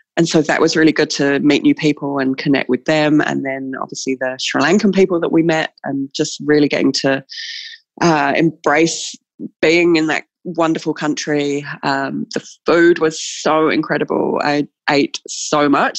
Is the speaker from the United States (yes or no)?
no; New Zealand; we as New Zealanders do when people come to visit us in New Zealand